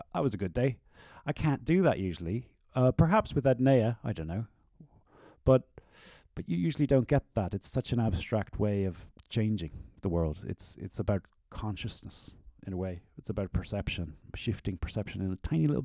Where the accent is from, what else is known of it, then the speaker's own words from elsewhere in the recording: Ireland; I'm an Irish artist